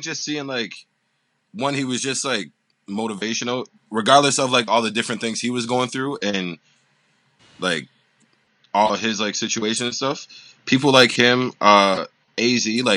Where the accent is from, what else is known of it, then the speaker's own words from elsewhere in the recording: Toronto, Ontario, Canada; I'm from Toronto, Ontario, Canada.